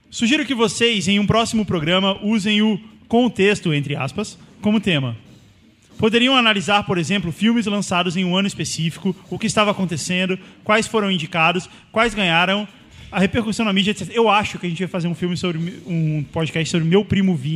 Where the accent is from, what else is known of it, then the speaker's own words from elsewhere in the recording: Rio de Janeiro, Brazil; Oi, pessoal. … tenho 28 anos e sou do RJ e trabalho como designer.